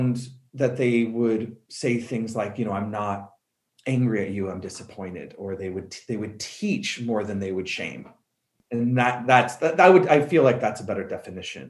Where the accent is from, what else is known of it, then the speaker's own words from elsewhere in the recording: Colorado, United States; I'm from Colorado